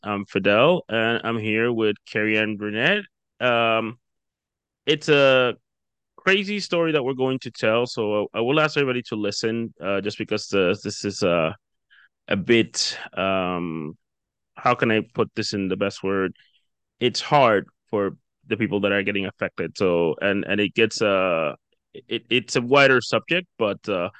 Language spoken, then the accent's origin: English; Dominican Republic; moved away; I'm originally from the Dominican Republic, so I'm pretty familiar with the Caribbean.